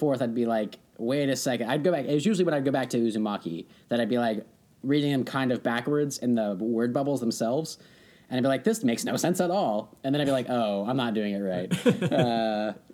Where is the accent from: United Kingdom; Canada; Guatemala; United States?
United States; accent: American; my American accent